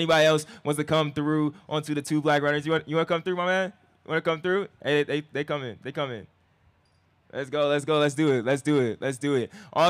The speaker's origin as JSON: {"language": "English", "area": "Inland Empire", "region": "California", "country": "United States", "said": "We're all from Cali. Vista Marietta, stand up. We're from the Empire"}